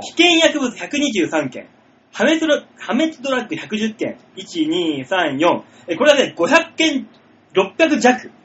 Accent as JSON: {"language": "Japanese", "region": "Shimane", "country": "Japan", "tie": "born or raised there", "moved": "yes", "said": "島根から来たから"}